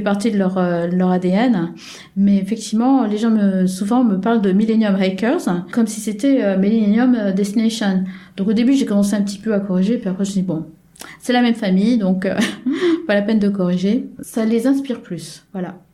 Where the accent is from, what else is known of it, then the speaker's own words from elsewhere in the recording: France; now in South Korea; je suis française